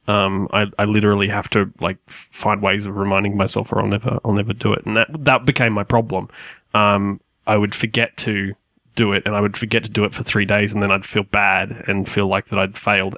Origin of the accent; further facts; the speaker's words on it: Australia; we are Australian